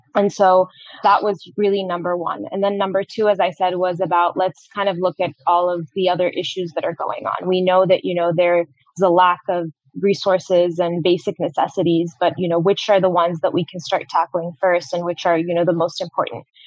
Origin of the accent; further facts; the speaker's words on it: Morocco; moved away as an adult; also born or lived in Boston, United States; I was born and raised in Morocco and actually went to the US for college.